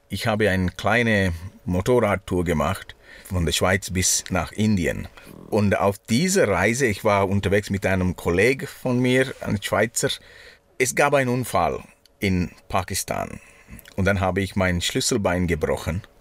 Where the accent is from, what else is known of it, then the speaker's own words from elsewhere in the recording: Sri Lanka; German is a second language; now in Switzerland; Ins, ja, bei uns in Sri Lanka. Das ist lustig, gell? Manchmal ich sage ich hier, wir und dann meine ich